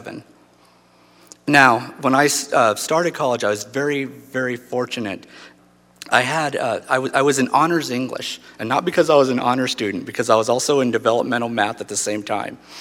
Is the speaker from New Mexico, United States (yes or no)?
yes; Portales, New Mexico, United States; I'm from Portales, New Mexico, born and raised.